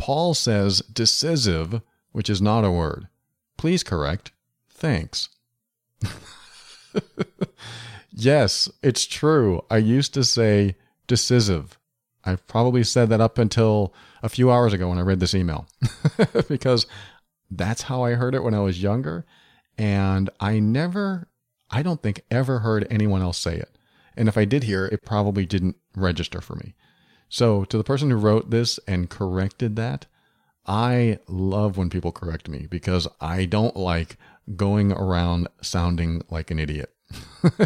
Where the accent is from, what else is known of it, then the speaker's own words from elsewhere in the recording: Massachusetts, New Hampshire, New England, United States; I grew up in New England, Massachusetts, New Hampshire.